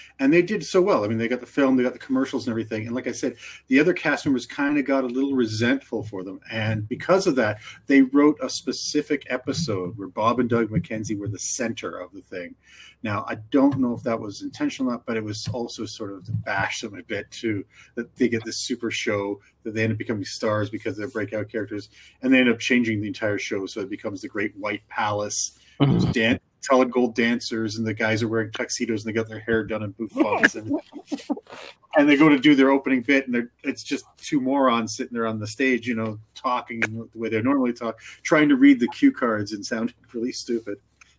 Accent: Canada; Yeah, and I've been hiding my accent all this time, eh?

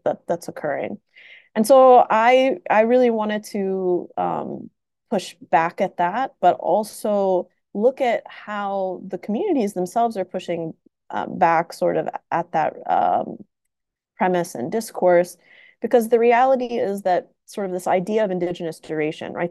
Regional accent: Tennessee, United States; moved away as an adult; also born or lived in Saudi Arabia / Washington, D.C. / East Coast; now in California, United States; we came to the US when I was five, and uh, I grew up in Tennessee

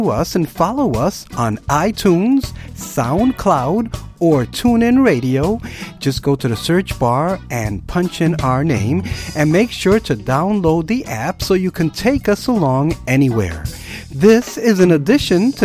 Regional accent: New York City, New York, United States; I'm from the Bronx

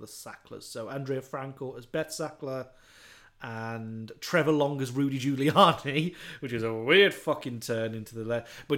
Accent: United Kingdom; we're British.

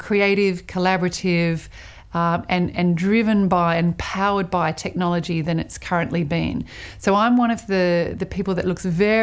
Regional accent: Sydney, New South Wales, Australia; also born or lived in New York; I am from Sydney, but I work between New York and Australia

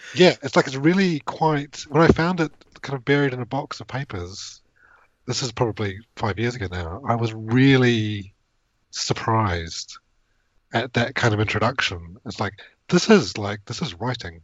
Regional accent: New Zealand; moved away as an adult; now in United Kingdom; I grew up in New Zealand

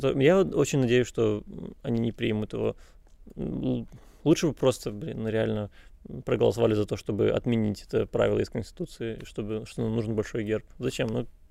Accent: Chornomorsk, Odesa Oblast, Ukraine; Я из Ильичевска. Ильичевску 40 лет. Там нет ни одного экскурсовода.

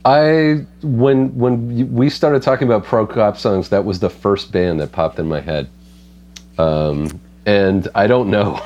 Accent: Canada; as a Canadian

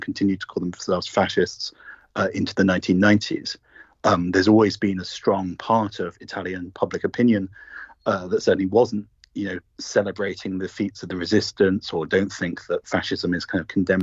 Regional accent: United Kingdom; as you'll guess from my accent, I'm British myself.

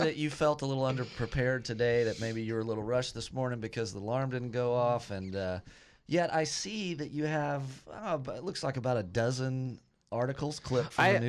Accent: Lubbock, Texas, United States; also born or lived in Austin; Grew up in Lubbock and lived in Austin for a while.

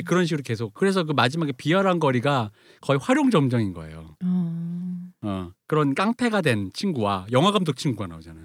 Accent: Seoul, South Korea; 제가 대학로에 살아서 아는데 제가 대학로에서 중학생 때까지는

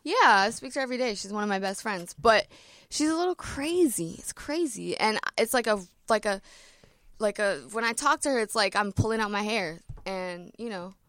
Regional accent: Ontario, Canada; also born or lived in Toronto; I'm from Ontario

